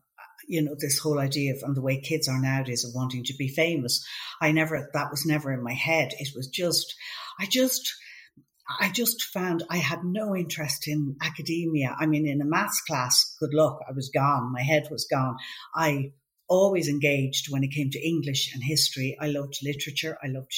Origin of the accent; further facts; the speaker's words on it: Cabinteely, Leinster, Ireland; we went to, lived in a place called Shrews